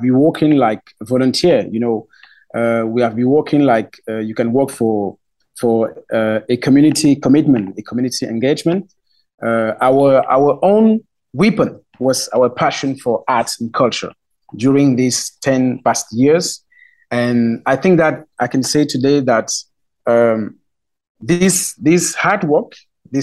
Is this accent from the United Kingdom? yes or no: no; west part of Cameroon, Cameroon; English is a second language; my mother tongue is Romala in the west part of Cameroon.